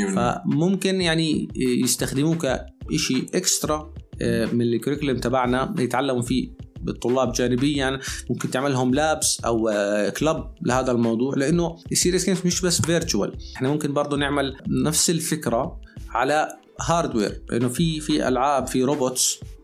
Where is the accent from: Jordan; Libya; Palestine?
Jordan; عندنا في الاردن